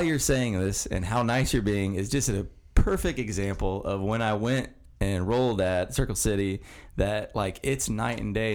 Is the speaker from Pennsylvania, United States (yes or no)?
no; Mount Vernon, Indiana, United States; the house I grew up in is in Mount Vernon. It's on 700 West